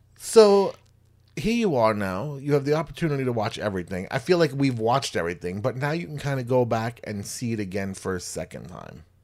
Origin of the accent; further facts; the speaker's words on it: New York, United States; growing up in New York and stuff, not, not in the Bronx